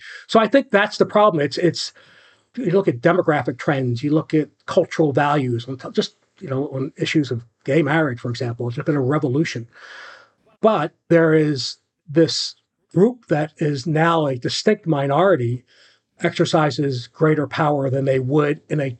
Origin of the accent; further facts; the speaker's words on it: Florida, United States; But here these people are like DeSantis in my home state, you know, are passing these highly restrictive abortion bills.